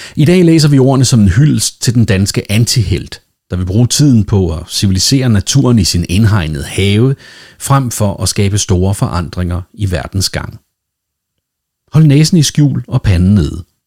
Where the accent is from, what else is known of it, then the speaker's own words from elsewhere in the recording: Denmark; Nu er jeg jo dansker, og derfor vældig dansk